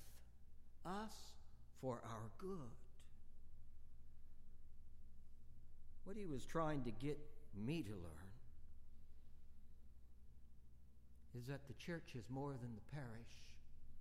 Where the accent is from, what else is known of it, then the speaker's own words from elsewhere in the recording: Bakersfield, California, United States; moved away as an adult; back to my hometown of Bakersfield, California